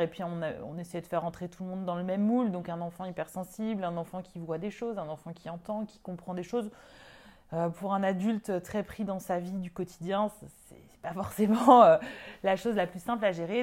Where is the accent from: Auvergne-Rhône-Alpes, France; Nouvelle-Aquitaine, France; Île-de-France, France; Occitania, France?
Auvergne-Rhône-Alpes, France; Lyon; moved away as an adult; also born or lived in Paris; je suis lyonnaise